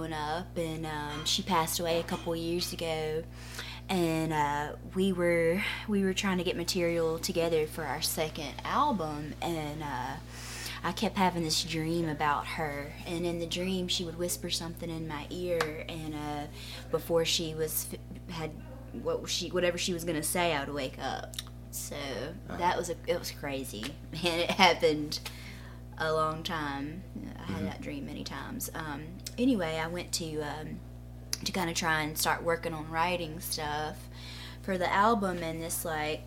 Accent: Lake City, Florida, United States; I am from Lake City, Florida.

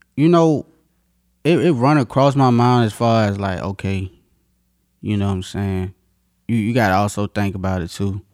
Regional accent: North Carolina, United States; moved away as an adult; now in Virginia, United States; I'm from, uh, North Carolina

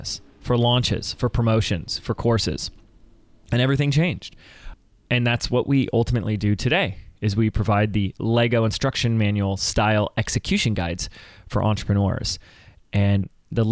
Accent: Laguna Beach, California, United States; my hometown of Laguna Beach

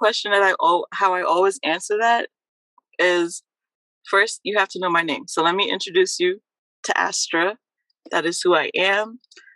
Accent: Trinidad & Tobago; now in New Jersey, United States; nationality-wise, I am a Trinidadian, born in Trinidad and Tobago.

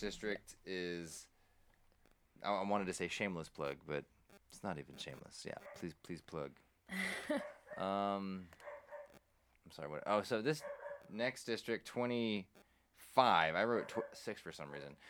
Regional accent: Johnson County, Texas, United States; I'm from Johnson County. I grew up down there.

